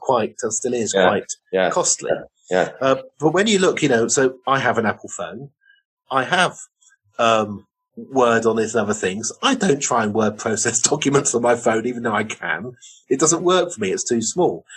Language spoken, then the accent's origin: English; Oxford, South East England, United Kingdom; I grew up in Oxford.